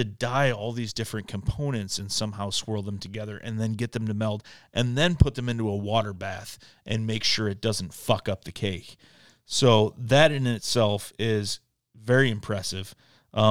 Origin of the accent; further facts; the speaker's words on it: Michigan, United States; growing up in Michigan